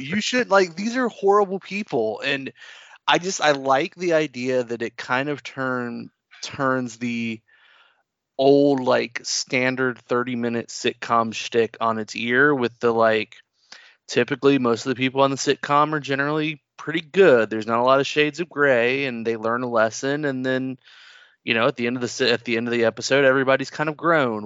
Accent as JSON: {"language": "English", "region": "the South", "country": "United States", "accent": "southern", "said": "somebody who's here in the South and they've got an accent, I'll hear my accent start to come out"}